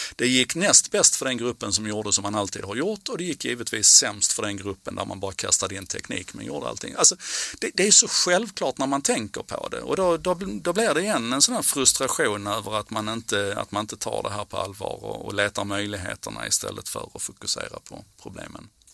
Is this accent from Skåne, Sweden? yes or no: yes; Malmö, Skåne, Sweden; på 70-talet när jag växte upp i Malmö